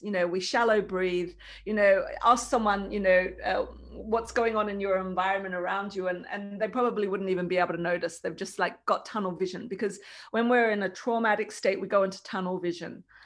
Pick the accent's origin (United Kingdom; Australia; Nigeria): Australia; now in Lithuania; I wasn't born in Lithuania, I was born in Australia, it's where my family is